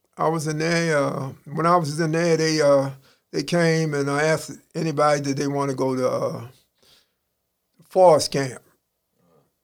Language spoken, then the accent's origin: English; Baltimore, Maryland, United States; I'm from East Baltimore as a kid, and uh, my people moved to West Baltimore, Park Heights, when I was a boys' village in 1968. But I live in Baltimore all my life.